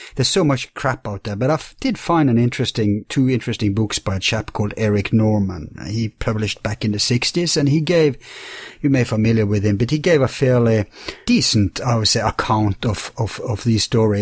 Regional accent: Bergen, Vestland, Norway; my hometown in Bergen

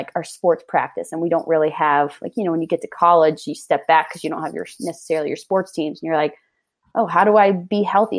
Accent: Charlottesville, Virginia, United States; moved away as an adult; now in Salt Lake City, United States; I'm from Charlottesville, Virginia. I grew up my entire life in Virginia on a horse farm

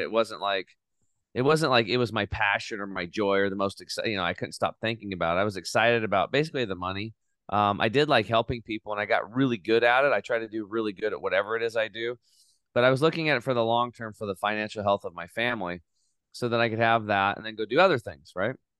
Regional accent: Eastern Oregon, United States; I grew up in Eastern Oregon, uh, on a small cattle and hay farm.

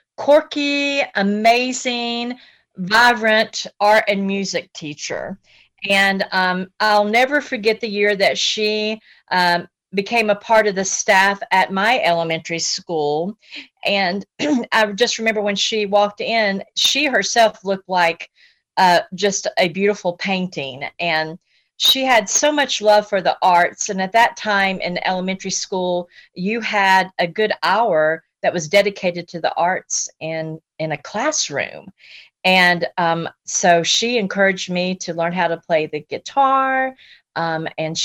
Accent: Asheville, North Carolina, United States; growing up in Asheville, because I'm a native to Asheville

